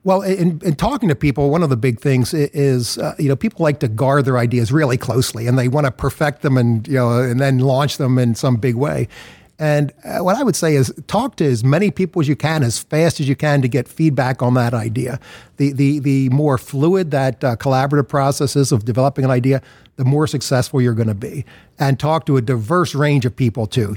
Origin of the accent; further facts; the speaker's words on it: Philadelphia, Pennsylvania, United States; I was born in Philadelphia, grew up in Philadelphia